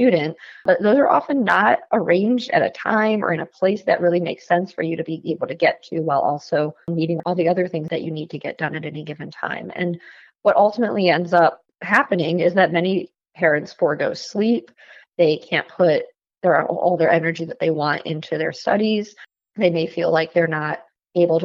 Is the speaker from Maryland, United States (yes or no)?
no; Ann Arbor, Michigan, United States; now in Washington, D.C., United States; I'm from Ann Arbor, so I'm always excited to come back home. I now live outside of Washington, D.C.